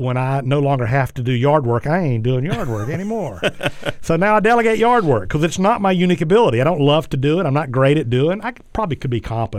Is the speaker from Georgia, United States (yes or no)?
yes; South Georgia, United States; growing up in South Georgia